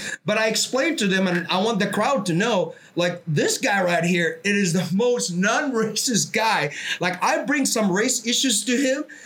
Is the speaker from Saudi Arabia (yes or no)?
yes; Saudi Arabia; moved away; I'm from Saudi Arabia